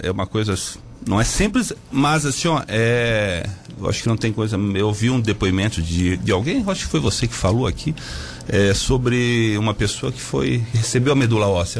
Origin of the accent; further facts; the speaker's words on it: Brazil; Boa Vista, que é a minha terra